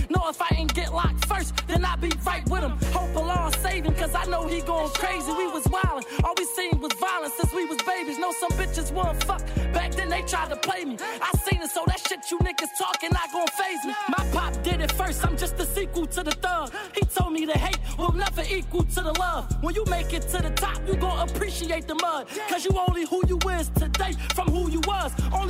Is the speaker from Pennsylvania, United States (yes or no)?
yes; Philadelphia, Pennsylvania, United States; I'm from North Philadelphia, you know. I was raised in, you know, housing projects.